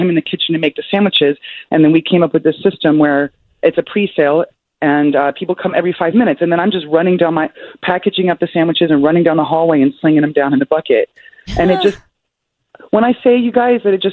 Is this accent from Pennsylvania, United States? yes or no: no; Birmingham, Alabama, United States; also born or lived in Mobile, Alabama; Born and raised in Birmingham, but I claim Mobile because that's where I went to college.